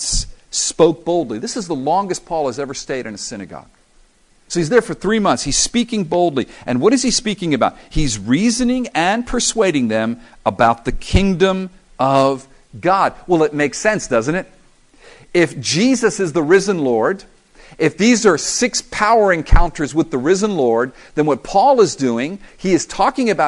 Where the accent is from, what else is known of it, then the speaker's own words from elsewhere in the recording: South Florida, United States; I'm from South Florida